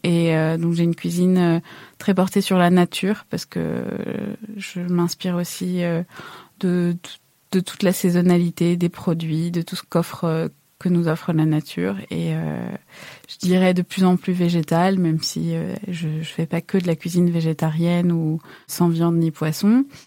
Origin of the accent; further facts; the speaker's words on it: Paris, Île-de-France, France; moved away as an adult; also born or lived in Tehran, Iran / Netherlands / England / Japan; now in Marseille, France; j'ai vécu et grandi à Paris depuis 20 ans, donc moi, je, pense si on me rencontre, on, ne va pas me dire de moi que je suis marseillaise. Je pense qu'on va dire de moi que je suis plus parisienne